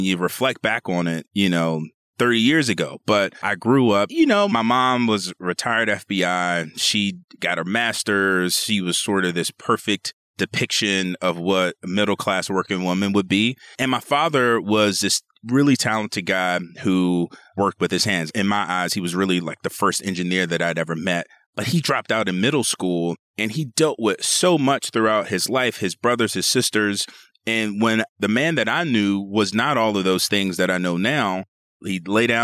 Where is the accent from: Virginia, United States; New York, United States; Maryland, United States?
Maryland, United States; Seat Pleasant; grew up very, very, I'd say humbly is the way I like to put it. Sea Pleasant, Maryland. It's in Prince George's County, Maryland, a suburb of Washington, D.C.